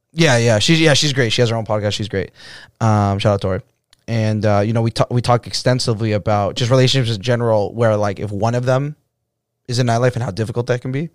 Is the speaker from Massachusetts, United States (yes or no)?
yes; Boston, Massachusetts, United States; I'm from Boston